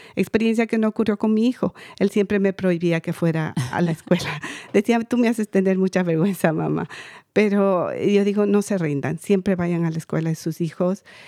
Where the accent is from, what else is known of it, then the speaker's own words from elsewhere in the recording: Quito, Pichincha, Ecuador; now in United States; yo soy de Ecuador, Quito, Ecuador. Eh, inmigré en el 90